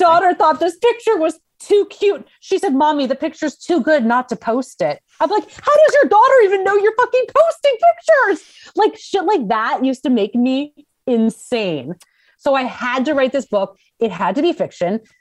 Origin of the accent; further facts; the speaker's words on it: Scottsdale, Arizona, United States; moved away as an adult; also born or lived in Los Angeles / San Diego; I grew up in Scottsdale, Arizona